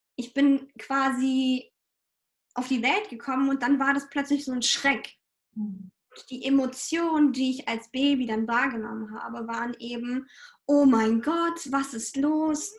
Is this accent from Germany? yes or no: no; Ukraine; moved away; ich komme ursprünglich aus der Ukraine